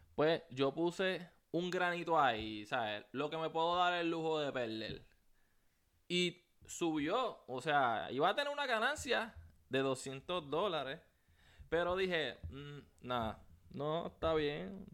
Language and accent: Spanish; Puerto Rico; now in United States; soy puertorriqueño. Eh, me mudé para los Estados Unidos